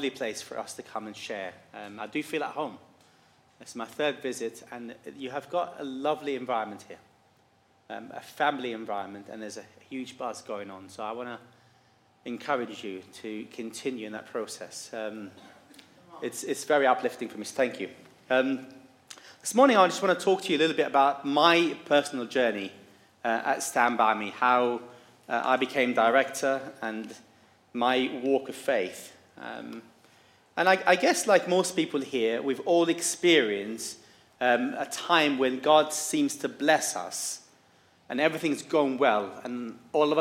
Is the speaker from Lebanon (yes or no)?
yes; Beirut, Beirut Governorate, Lebanon; moved away; I grew up in Lebanon, in war-torn Beirut. I grew up in an orphanage